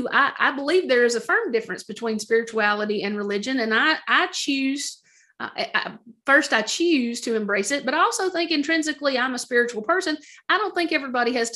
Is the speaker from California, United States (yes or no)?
no; Middle Tennessee, United States; also born or lived in Idaho; I was born in Idaho, technically, to two parents from Middle Tennessee. And then at a young age, we moved back to Middle Tennessee to be close to family